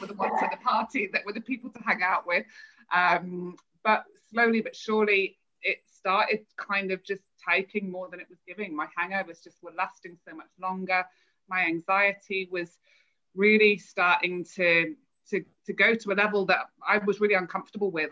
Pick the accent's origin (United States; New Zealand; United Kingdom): United Kingdom; Altrincham, North West England; moved away as an adult; also born or lived in London; now in Western Australia, Australia; I'm from Altrincham in South Manchester.